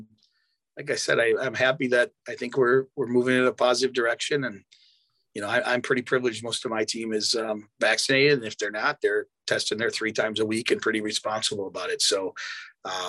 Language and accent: English; Wisconsin, United States; growing up in Wisconsin and being a Milwaukee sport fan